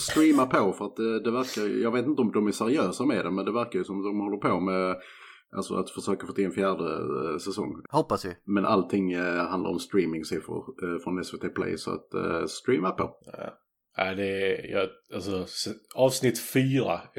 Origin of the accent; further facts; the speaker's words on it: Hörby, Skåne, Sweden; liksom 50% eh, av de jag växte upp med i Hörby.